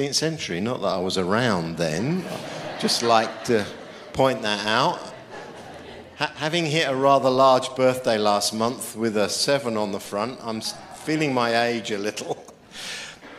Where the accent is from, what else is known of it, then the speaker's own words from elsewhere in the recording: United Kingdom; I'm a Brit